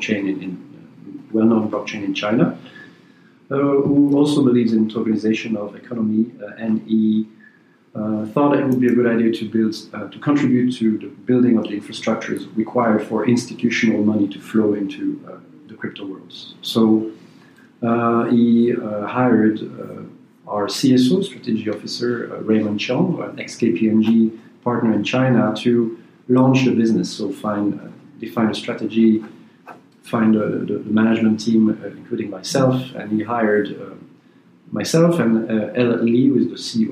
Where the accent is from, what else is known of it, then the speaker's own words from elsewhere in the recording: Belgium; I'm a Belgian citizen